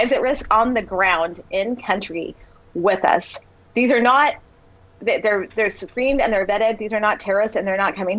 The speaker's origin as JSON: {"language": "English", "region": "Texas", "country": "United States", "tie": "born or raised there", "said": "I grew up in Texas"}